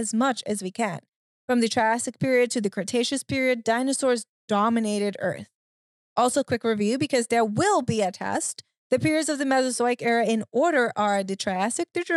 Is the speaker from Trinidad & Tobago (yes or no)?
yes; Trinidad & Tobago; I grew up in the Caribbean.